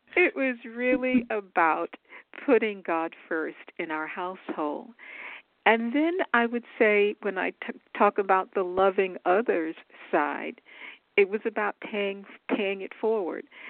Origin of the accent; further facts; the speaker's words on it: Dallas, Texas, United States; moved away as an adult; I grew up in what we call Big D, so in Dallas, Texas